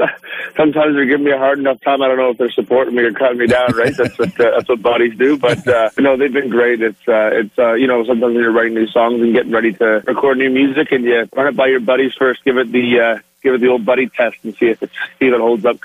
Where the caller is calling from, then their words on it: Bowmanville, Ontario, Canada; No, I'm at home. I'm in Bowmanville, Ontario right now.